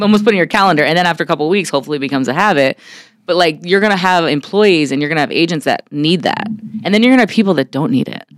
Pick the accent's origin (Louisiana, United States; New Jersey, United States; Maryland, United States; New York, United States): New York, United States; New York City; moved away as an adult; also born or lived in San Diego; now in Arizona, United States; I grew up in Brooklyn, New York, and I uh, came out to Arizona